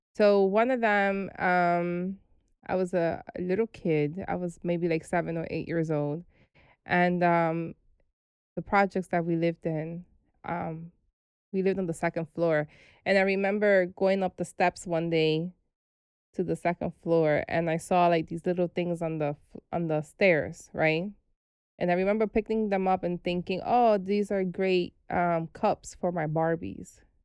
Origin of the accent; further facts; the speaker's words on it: New York City, New York, United States; also born or lived in Brooklyn; We were raised in the Bronx